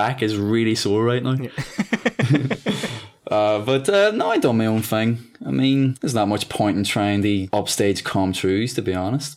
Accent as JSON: {"language": "English", "country": "Ireland", "accent": "Irish"}